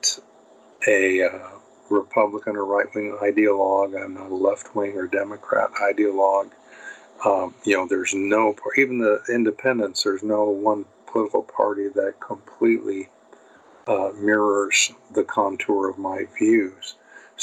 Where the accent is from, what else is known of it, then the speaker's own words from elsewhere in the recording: United States; I'm an American